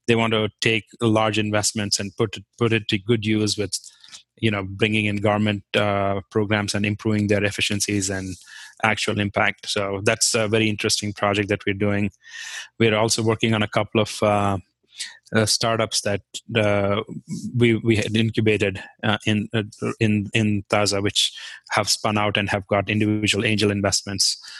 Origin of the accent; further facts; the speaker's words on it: Jammu and Kashmir, India; first language Kashmiri; English is a second language; moved away as an adult; also born or lived in Kent State, Ohio, United States; now in Hudson, United States; I'm from Kashmir